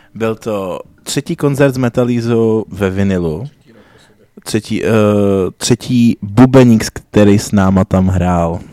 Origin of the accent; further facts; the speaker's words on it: Plzeň, Plzeň Region, Czechia; My jsme z Plzně